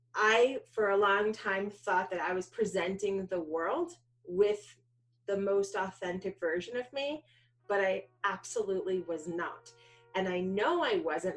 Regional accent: New York City, New York, United States; So I grew up in New York. I was born in Manhattan

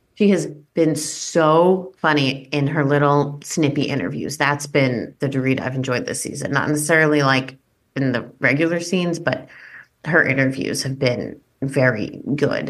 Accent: East Coast, United States; another East Coast Jewish woman

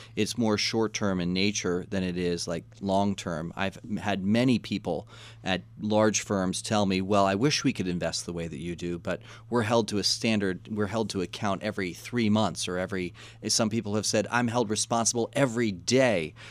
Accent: Washington, District of Columbia, United States; We grew up in Washington, D C.

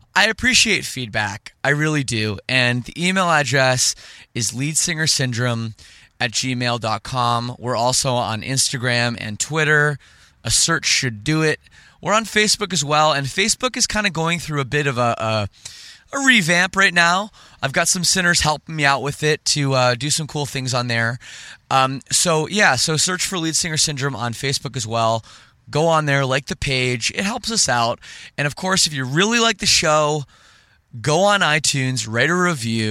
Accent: Canada; I'm from Canada

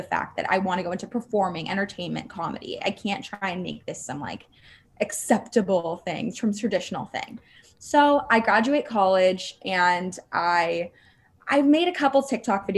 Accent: Los Angeles, California, United States; moved away as an adult; now in New York City, United States; I was raised in Los Angeles

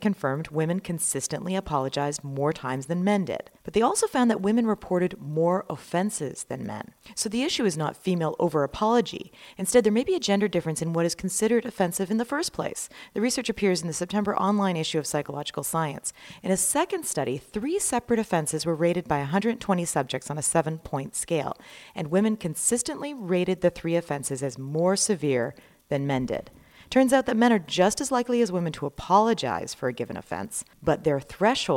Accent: Canada; as a Canadian woman

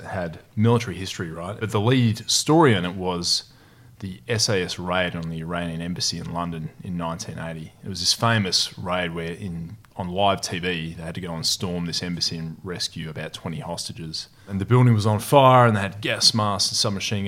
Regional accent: Perth, Western Australia, Australia; also born or lived in Newman, Australia; I spent most of my childhood in Perth, south of the river in a suburb there.

